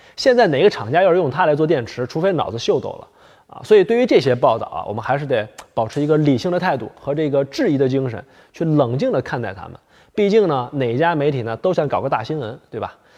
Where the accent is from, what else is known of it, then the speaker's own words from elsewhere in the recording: Heilongjiang, China; moved away; 在我老家黑龙江